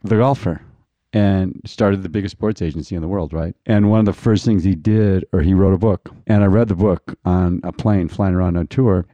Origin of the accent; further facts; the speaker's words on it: Deer Lodge, Montana, United States; moved away; I grew up in Deer Lodge, Montana